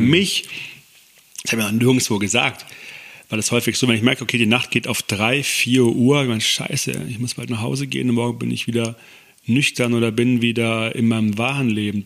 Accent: Konstanz, Baden-Württemberg, Germany; moved away as an adult; also born or lived in East Westphalia / Stuttgart; now in near Stuttgart, Germany; als ich acht Jahre alt war, an Bodensee gezogen mit meiner Mutter. Dort groß geworden, in Konstanz am Bodensee.

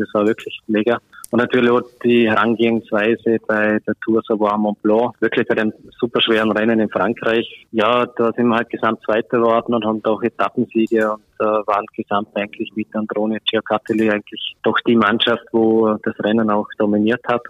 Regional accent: Austria; bei uns in Österreich

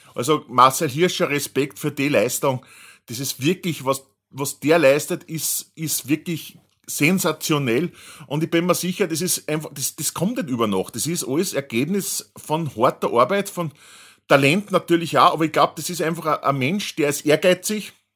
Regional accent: Austria

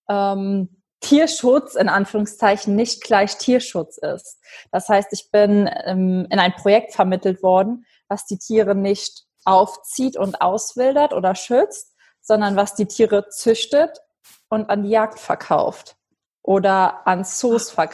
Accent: Germany; Also das ist äh, im Westen von Deutschland, in der Nähe von der luxemburgischen Grenze. Das ist mein Heimatort und äh, da bin ich jetzt auch gerade eben aufgrund der Pandemie.

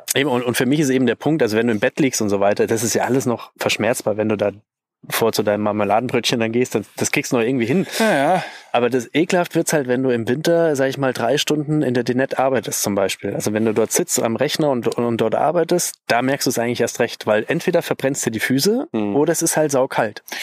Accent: Bavaria, Germany; bei uns in Bayern

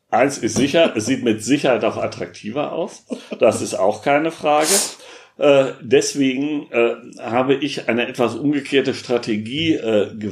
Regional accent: Münster, North Rhine-Westphalia, Germany; die wir in Münster, in meiner Heimatstadt, durch die Weihnachtsmärkte sonst haben.

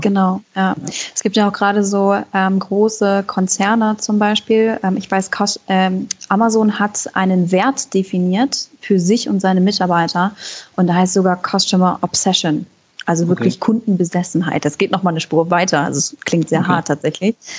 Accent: Germany; ich komme ursprünglich aus der Nähe von Hamburg und Moin ist schon sehr treffend

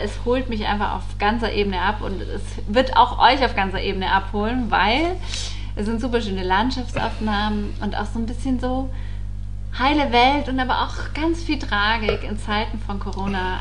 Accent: Allgäu, Bavaria, Germany; moved away; im Allgäu in meiner Heimat

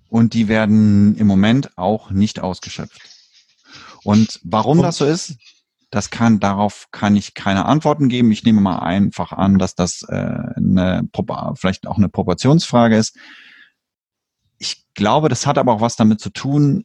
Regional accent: Germany; now in Sweden; bei uns in Deutschland

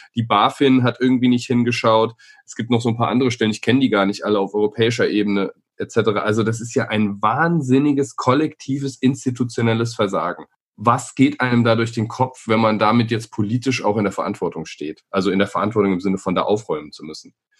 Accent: Nuremberg, Bavaria, Germany; Wir sind beide in Nürnberg geboren

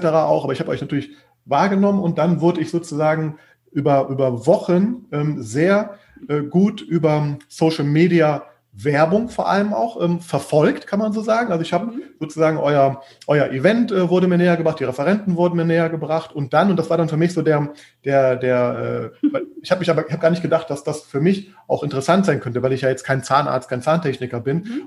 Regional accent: Düsseldorf, North Rhine-Westphalia, Germany; moved away; Düsseldorf, äh, was auch meine Heimat ist. Ähm, übrigens bin auch genau da aufgewachsen

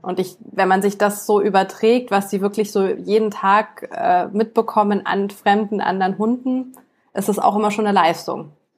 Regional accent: Munich, Bavaria, Germany; bei uns in München Marienplatz

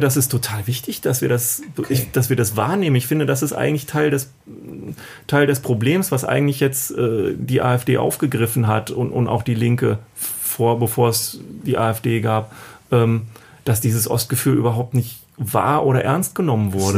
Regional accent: East Germany, Germany; ich bin äh, in der DDR geboren

